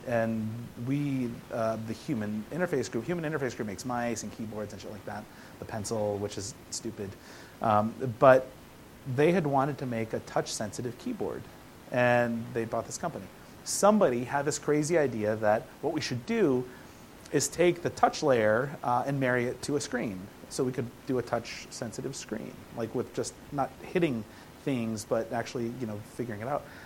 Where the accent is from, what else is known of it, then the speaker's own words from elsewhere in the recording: Midwest, United States; growing up in the Midwest